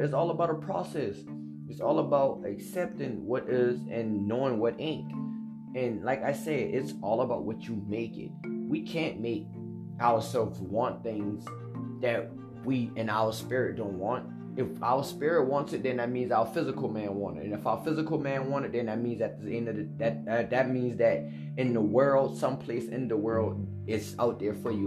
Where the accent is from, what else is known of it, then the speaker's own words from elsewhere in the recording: United States; I'm a young African American black man.